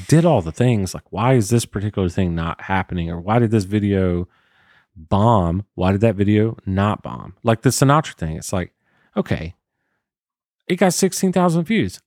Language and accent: English; South Georgia, United States; moved away; I grew up in South Georgia